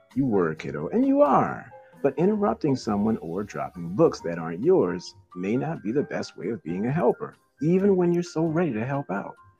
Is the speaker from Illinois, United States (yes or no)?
no; New Orleans, Louisiana, United States; moved away as an adult; now in Los Angeles, United States; I am from New Orleans and now I'm in LA.